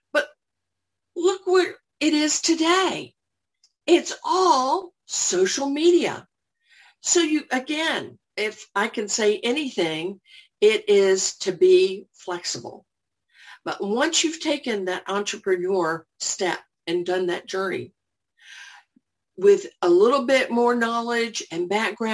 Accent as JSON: {"language": "English", "town": "Orlando", "region": "Florida", "country": "United States", "moved": "as an adult", "lives_now": "Johns Creek, United States", "said": "I'm originally from Orlando"}